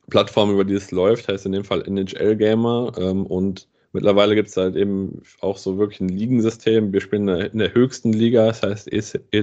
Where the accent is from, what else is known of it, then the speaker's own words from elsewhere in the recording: Bad Nauheim, Hesse, Germany; ich komme aus Bad Nauheim und mein Vater hat mich dann schon sehr, sehr früh einfach zu den Spielen hier beim, beim EC Bad Nauheim ähm, mitgenommen.